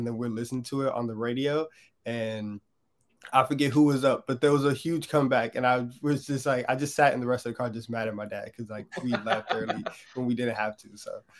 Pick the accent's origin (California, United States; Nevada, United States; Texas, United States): Texas, United States; Houston; I'm from Houston.